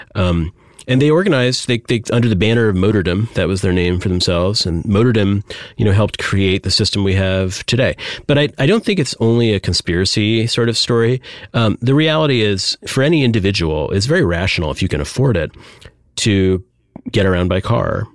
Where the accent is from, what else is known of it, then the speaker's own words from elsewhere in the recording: Michigan, United States; I grew up in Michigan